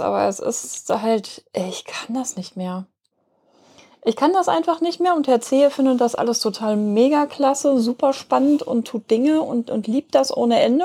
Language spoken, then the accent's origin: German; Hamburg, Germany; wir kommen aus Hamburg. Möglicherweise hört man das.